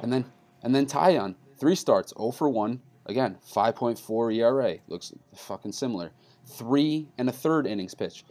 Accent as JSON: {"language": "English", "region": "New York", "country": "United States", "said": "I'm from New York"}